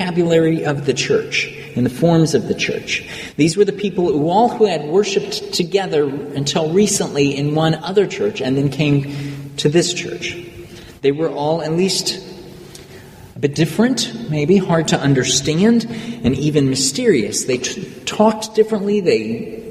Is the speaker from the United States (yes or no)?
yes; United States; myself as an American